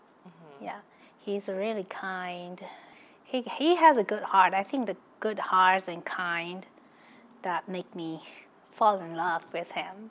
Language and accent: English; east coast of Taiwan, Taiwan; moved away; I born in Taiwan. I grew up in the east coast of Taiwan. It's a little small town. And I am a native Taiwanese, so I'm really real Taiwanese.